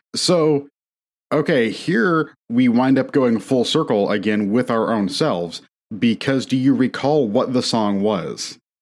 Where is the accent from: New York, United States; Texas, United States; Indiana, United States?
Indiana, United States; near Notre Dame; moved away as an adult; I grew up near Notre Dame and had Notre Dame propaganda shoved down my throat my whole life